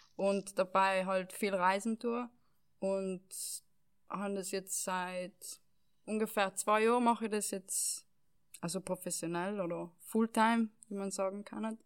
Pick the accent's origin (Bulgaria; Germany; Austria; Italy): Italy; Val Gardena, South Tyrol, Trentino-Alto Adige; das Dorf, wo ich aufgewachsen bin, sind wohnen 3.000, 4.000, na weniger, 2.000, 3.000 Leute. Ähm, jetzt in ganz Gräden wohnen 10.000 Leute